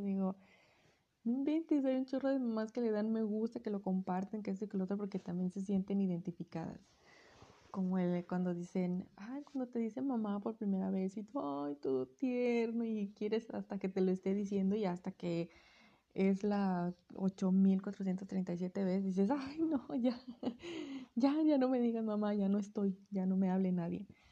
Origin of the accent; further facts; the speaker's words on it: Sonora, Mexico; yo soy de, de Sonora.